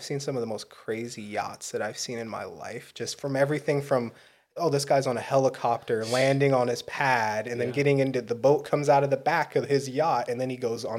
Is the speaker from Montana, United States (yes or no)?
yes; Fort Peck, Montana, United States; I'm a Sioux from Fort Peck, Indian Reservation, up on the top right of Montana.